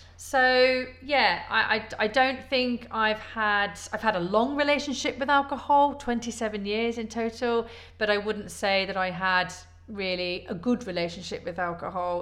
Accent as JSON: {"language": "English", "town": "Leicester", "region": "East Midlands", "country": "United Kingdom", "tie": "born or raised there", "also_born_or_lived": "London", "moved": "as an adult", "lives_now": "Poole, United Kingdom", "said": "I was born in Leicester originally. Um, I moved away at 19"}